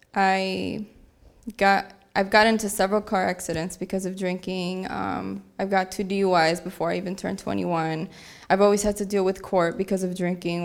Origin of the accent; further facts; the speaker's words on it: Aurora, Illinois, United States; I'm from Aurora, Illinois